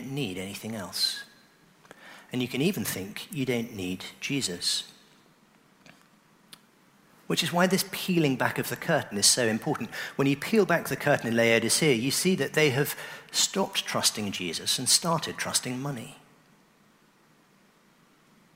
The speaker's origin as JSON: {"language": "English", "town": "Oxford", "region": "South East England", "country": "United Kingdom", "tie": "born or raised there", "said": "I grew up in Oxford"}